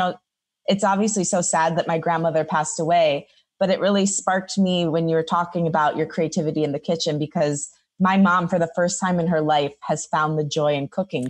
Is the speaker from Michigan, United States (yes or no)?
yes; Detroit, Michigan, United States; moved away as an adult; now in Los Angeles, United States; Growing up in Detroit, we have a huge Greek population